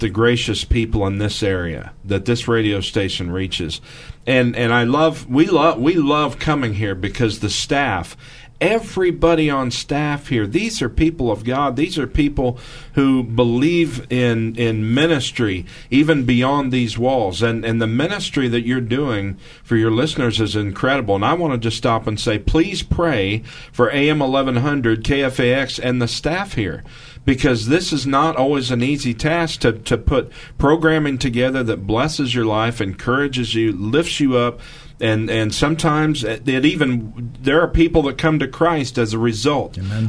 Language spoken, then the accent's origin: English; Midwest, United States; I'm from the Midwest